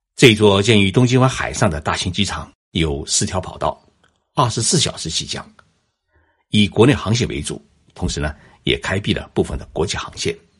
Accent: China; now in Tokyo, Japan; 我们中国人

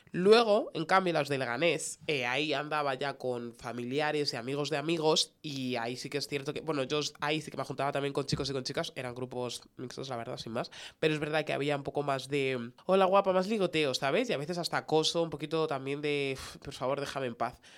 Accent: Getafe, Community of Madrid, Spain; yo soy de Getafe

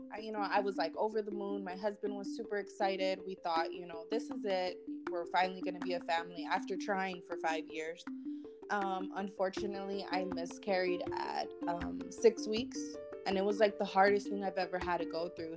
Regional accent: California, United States; now in Tucson, United States; I'm originally from California, but I'm currently living in Tucson, Arizona.

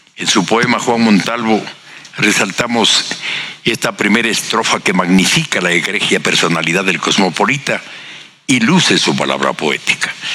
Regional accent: Ecuador; de nuestro país y sobre todo de Ambato

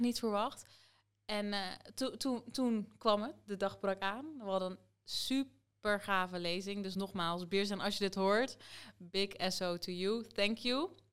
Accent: Soest, Utrecht, Netherlands; ik woon hier nog steeds, mijn hele leven lang

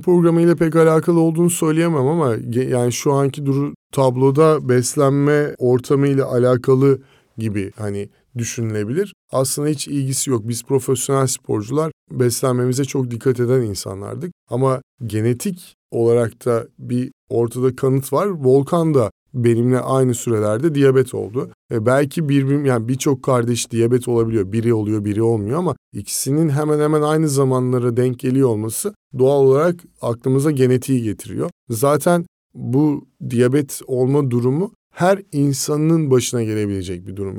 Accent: Ankara, Turkey; moved away as an adult; now in Izmir, Turkey; Ankara'da doğup büyüdüm

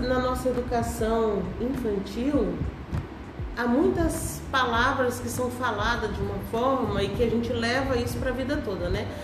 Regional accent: Brasília, Federal District, Brazil; moved away as an adult; also born or lived in Goiás / Finland; sou goiana, nasci no Goiás, morei minha vida toda em Brasília

